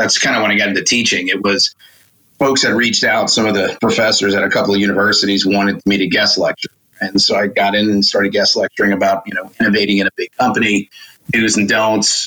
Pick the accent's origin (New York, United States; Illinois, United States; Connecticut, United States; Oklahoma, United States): New York, United States; New York City; moved away as an adult; also born or lived in North Carolina; now in Charlotte, United States; No, I grew up in Queens, New York